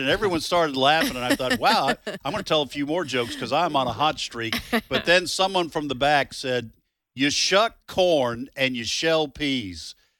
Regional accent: Boston, Massachusetts, United States; moved away; I'm from the Boston area. Married a Mississippi girl

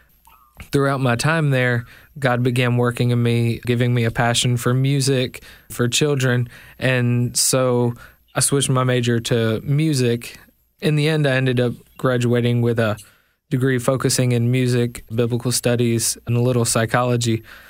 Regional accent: Tennessee, United States; also born or lived in Memphis; so I was born actually in Memphis, Tennessee, raised most of my life in McNary County, which is just north of the Mississippi border.

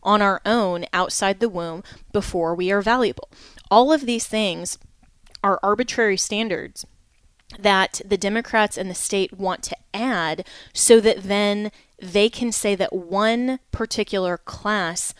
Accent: Colorado, United States; My home state of Colorado

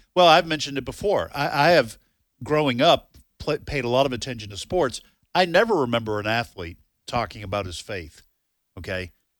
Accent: New Hampshire, United States; Well, and I grew up in New Hampshire, and now we did have the Pledge of Allegiance.

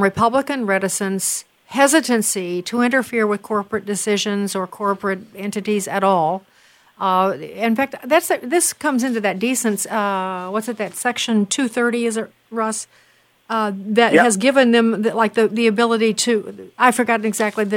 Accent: Wheaton, Illinois, United States; I'm from Wheaton

